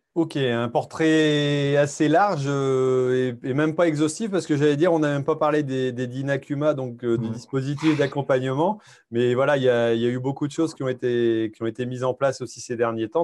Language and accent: French; Hauts-de-France, France; chez nous en Haute-France